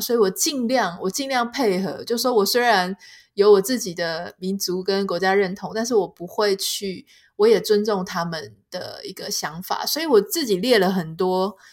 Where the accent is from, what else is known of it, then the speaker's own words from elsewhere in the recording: Taiwan; 台湾吃海鲜到底是不是一个奢侈品呢？我记得我小时候，我们也不算是家境很好的人